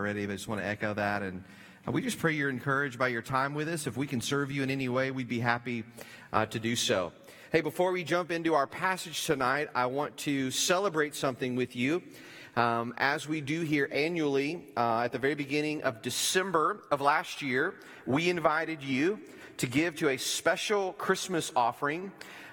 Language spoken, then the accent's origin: English; Bootheel, Missouri, United States; moved away; from where we used to live in Missouri, where I grew up in the Boot Hill